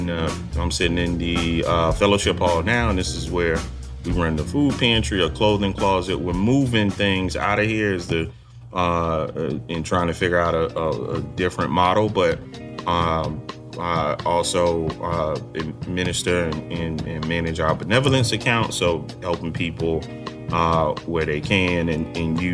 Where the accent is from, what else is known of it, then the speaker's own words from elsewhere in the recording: Fort Lauderdale, Florida, United States; also born or lived in Atlanta, Georgia; I'm from Fort Lauderdale, Florida